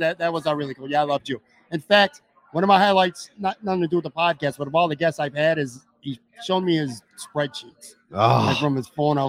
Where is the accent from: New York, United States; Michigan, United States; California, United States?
New York, United States; Western; moved away as an adult; also born or lived in Florida; We were born and raised in Western New York and went to live somewhere else for an extended period of time. I went to Florida. You went to Las Vegas. Now we're both back here.